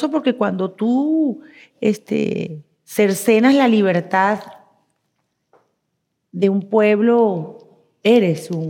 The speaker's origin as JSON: {"language": "Spanish", "country": "Venezuela", "tie": "born or raised there", "moved": "yes", "said": "Yo soy venezolana, nací en la República de Venezuela."}